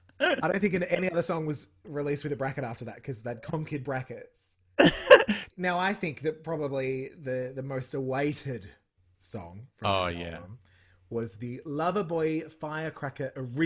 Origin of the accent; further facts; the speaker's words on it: Victoria, Australia; I am a white man from Victoria. Yes. I'm not from America.